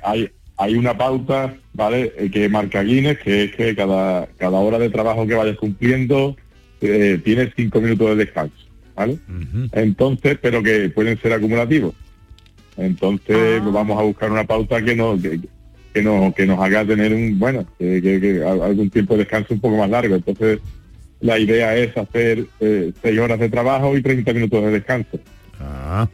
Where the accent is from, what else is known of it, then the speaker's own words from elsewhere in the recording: San Juan del Puerto, Andalusia, Spain; el Ayuntamiento de San Juan del Puerto, que es mi pueblo